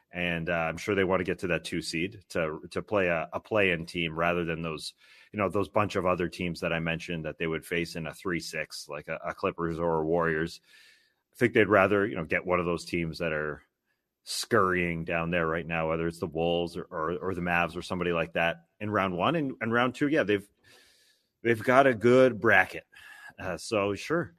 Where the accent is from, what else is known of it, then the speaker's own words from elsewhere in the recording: Canada; as a Canadian